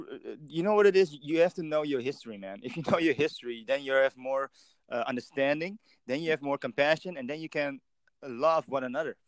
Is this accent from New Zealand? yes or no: no; Netherlands; I'm from Europe and the Netherlands.